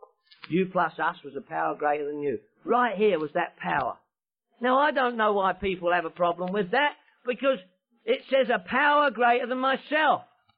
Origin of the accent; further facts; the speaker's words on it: London, United Kingdom; I'm from London, England.